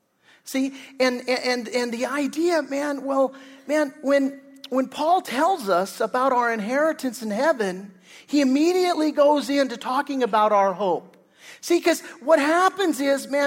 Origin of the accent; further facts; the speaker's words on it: Torrance, California, United States; I grew up in Torrance